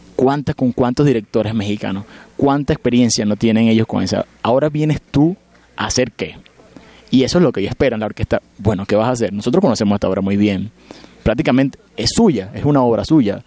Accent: Venezuela; moved away; yo me siento muy feliz y muy afortunado de haber nacido y crecido en Venezuela

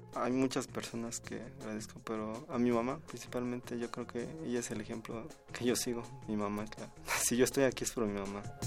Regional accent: Matías Romero, Oaxaca, Mexico; moved away as an adult; now in Mexico City, Mexico; Yo nací en un pueblo que se llama Palomares. Mi municipio es Matías Romero y pertenece al, istmo de Tehuantepec, es una región de, Oaxaca

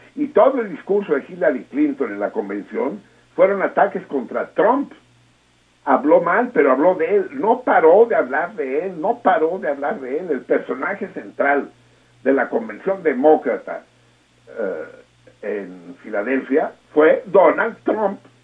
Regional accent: Mexico; como mexicanos

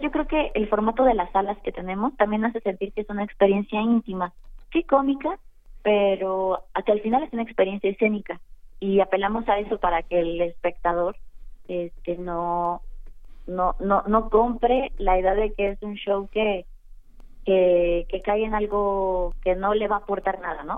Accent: Mexico; como mexicanos somos muy folclóricos

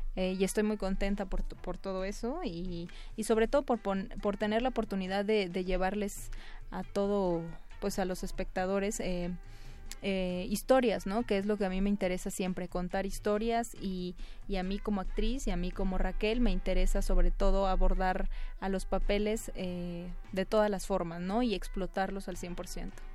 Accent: Isthmus of Tehuantepec, Oaxaca, Mexico; Yo soy eh, oaxaqueña, pero soy de la parte del Istmo de Tehuantepec

